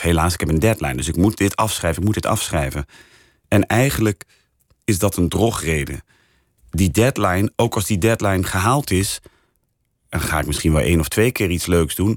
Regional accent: Rotterdam, South Holland, Netherlands; now in Amsterdam, Netherlands; ik kom uit Rotterdam

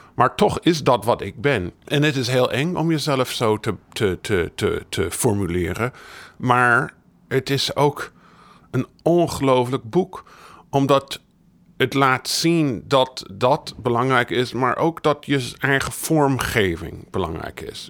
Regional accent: United States; Ik ben in de Verenigde Staten opgegroeid

